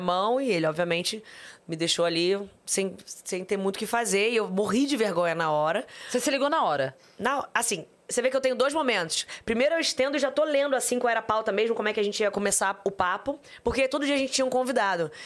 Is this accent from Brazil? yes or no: yes; Rio de Janeiro, Brazil; also born or lived in Barra da Tijuca, Rio de Janeiro; Eu nasci em Jacarepaguá, no Rio de Janeiro. Morei lá até meus 12 anos